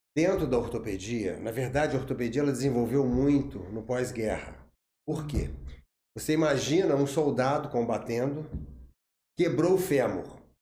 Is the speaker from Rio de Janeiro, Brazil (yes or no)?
yes; Barra Mansa, Rio de Janeiro, Brazil; eu sou de Barra Mansa